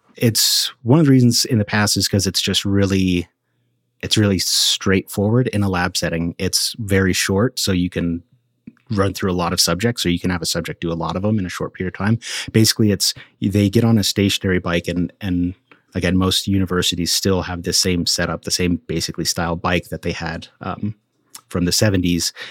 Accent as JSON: {"language": "English", "region": "Colorado Front Range", "country": "United States", "tie": "born or raised there", "said": "growing up in Colorado on the Front Range"}